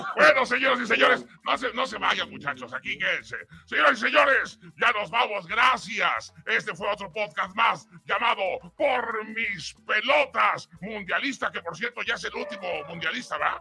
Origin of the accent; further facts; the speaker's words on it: Mexico; soy mexicano